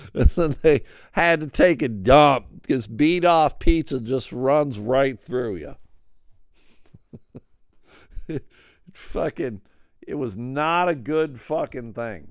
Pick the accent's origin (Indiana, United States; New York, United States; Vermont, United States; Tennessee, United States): New York, United States; Buffalo; moved away as an adult; also born or lived in Pittsfield, Massachusetts; now in Grand Rapids, United States; I grew up in Buffalo, I lived in Buffalo for, like, twenty-five years